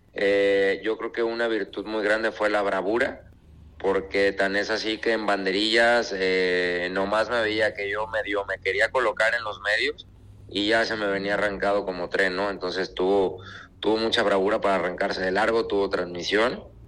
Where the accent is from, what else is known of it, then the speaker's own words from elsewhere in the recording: Guadalajara, Jalisco, Mexico; regresar a mi tierra